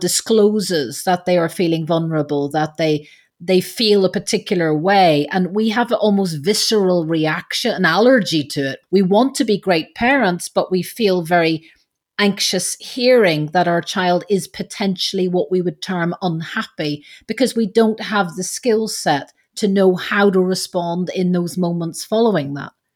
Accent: Belfast, Northern Ireland, United Kingdom; being Irish

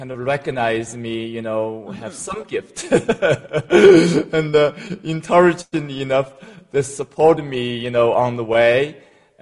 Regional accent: China; moved away as an adult; now in United States; In China, in a small village, in a very poor family, and was adopted a couple of times.

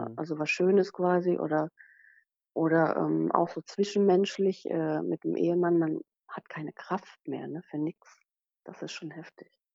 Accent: Rhineland-Palatinate, Germany; moved away as an adult; also born or lived in Sylt; ich bin Pfälzerin von Natur, ich bin ausgewandert

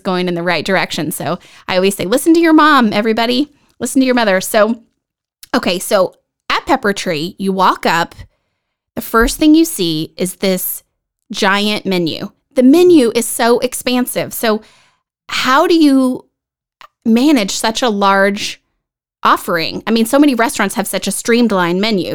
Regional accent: Dallas Fort Worth area, Texas, United States; now in Vista, United States; I'm originally from the Dallas Fort Worth area

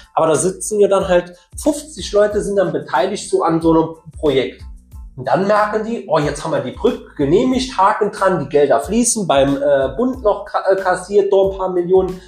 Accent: Saarland, Germany; als Saarländer

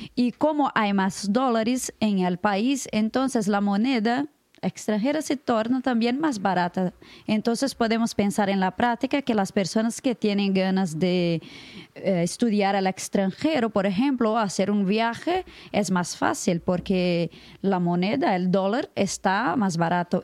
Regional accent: Brazil; Spanish is a second language; soy de Brasil

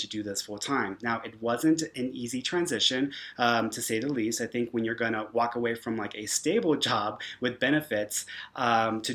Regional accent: Houston, Texas, United States; moved away as an adult; now in Santa Fe, United States; I'm from Houston, Texas. Now I'm in New Mexico. I'm in Santa Fe, so that's where I am currently at.

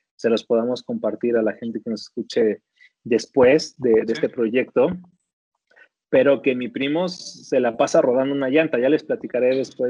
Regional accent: Ecatepec de Morelos, State of Mexico, Mexico; moved away; Ciudad Azteca es la colonia donde nací, donde mis papás se conocieron

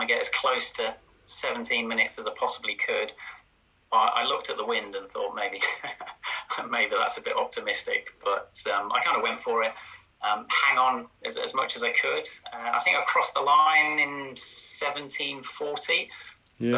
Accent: Yorkshire and the Humber, United Kingdom; also born or lived in Cambridge; I was born in Cambridge, and my mum and dad moved up to sort of Yorkshire when I was for secondary school age

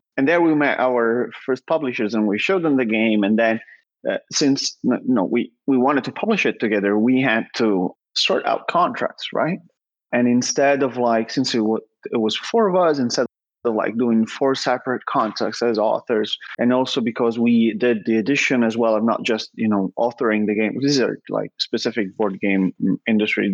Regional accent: Milan, Lombardy, Italy; I obviously grew up in Italy, in Milan

